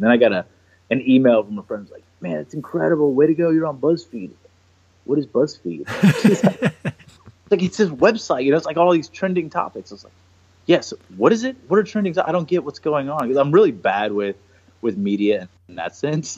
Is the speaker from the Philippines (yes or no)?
no; Houston, Texas, United States; also born or lived in Niterói, Brazil; grew up the rest of my life predominantly in Houston since I was five